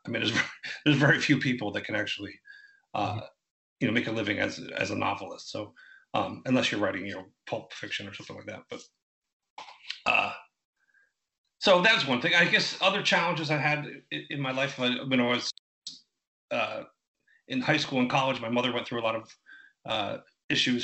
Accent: Philadelphia, Pennsylvania, United States; I grew up in uh, in Philadelphia, Philadelphia area, just right right outside of uh, West Philadelphia, in like Upper Darby and Havertown area

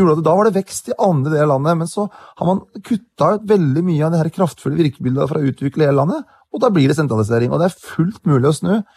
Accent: Hedmark, Innlandet, Norway; Jeg kommer fra Hedmark

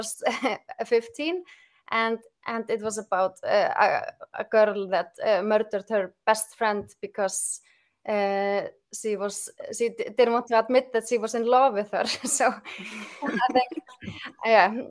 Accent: Akranes, Western Region, Iceland; my hometown, Akranes

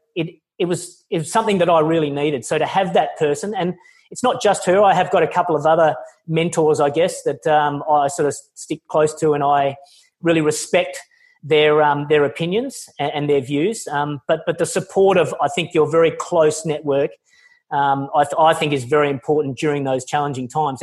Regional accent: Australia; I'm Australian

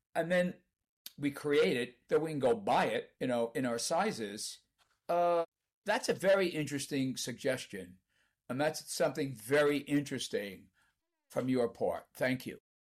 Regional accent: Canada; as we say in Canada

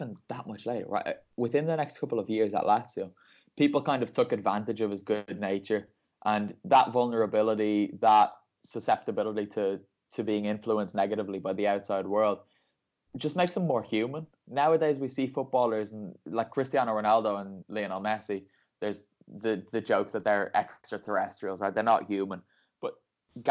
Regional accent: Ireland; now in Parma, Italy; me as an Irishman, because I speak English

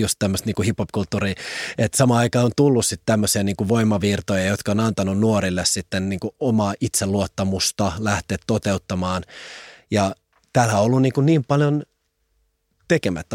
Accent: Helsinki, Uusimaa, Finland; vartuin Pakilassa ja Pakilla palloheina alueella

